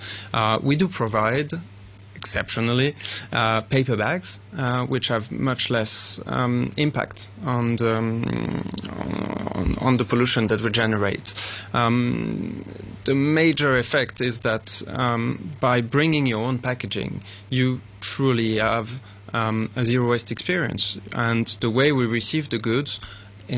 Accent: Paris, Île-de-France, France; also born or lived in Switzerland; now in Hong Kong; I'm Swiss-French, and I grew up in Paris

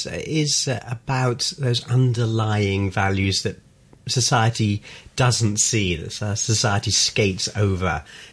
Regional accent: London, United Kingdom; You know, I'm from North London. Yeah.

